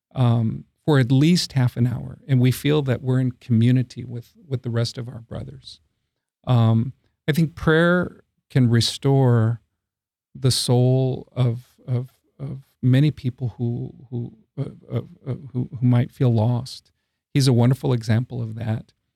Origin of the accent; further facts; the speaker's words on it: San Antonio, Texas, United States; also born or lived in Brownsville, Texas / Corpus Christi, Texas / Midland, Texas / Eagle Pass, Texas; half of that time has been in my hometown of San Antonio